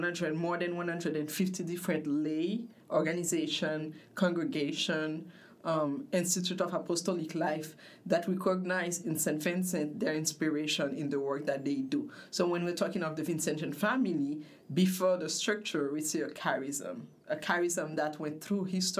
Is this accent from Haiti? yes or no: yes; Haiti; moved away as an adult; also born or lived in Congo / Spain; I was born in Congo from Haitian parents. My mother got very sick, so we came back to Haiti where she died, and I grew up in Haiti. Lived in Haiti until 2003.